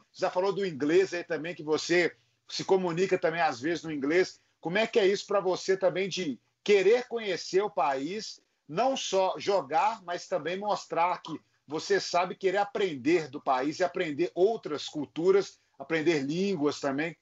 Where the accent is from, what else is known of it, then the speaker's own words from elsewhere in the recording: Minas Gerais, Brazil; nós somos aqui de Minas Gerais